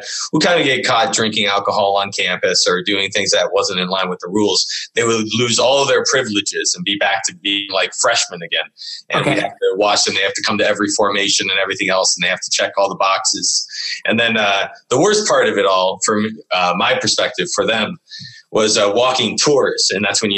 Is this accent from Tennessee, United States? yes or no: no; Northern California, United States; moved away as an adult; also born or lived in Vermont; now in Boston, United States; I grew up in Northern California, up in the sticks, in the middle of nowhere, right next to the Redwoods